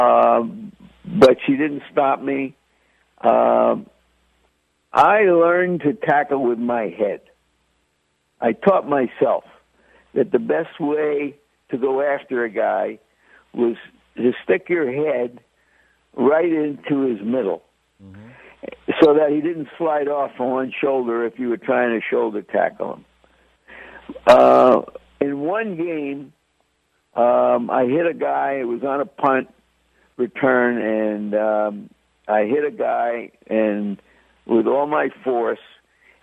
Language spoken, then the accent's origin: English; New York City, New York, United States; also born or lived in Bronx, New York / Washington Heights, Manhattan / Brooklyn, New York; I call myself a New York kid because... actually, I was born in the Bronx. I lived in upper Manhattan, an area called Washington Heights. When I was about 10, we moved to Brooklyn and then went stayed there through high school